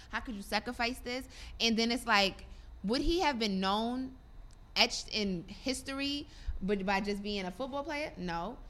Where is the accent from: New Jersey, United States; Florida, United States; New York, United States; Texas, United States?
New York, United States; New York City; also born or lived in Virginia; where I'm from, from Brooklyn.